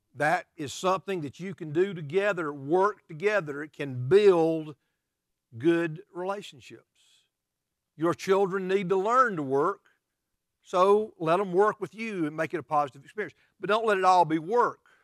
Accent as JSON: {"language": "English", "country": "United States", "said": "we as American Christians"}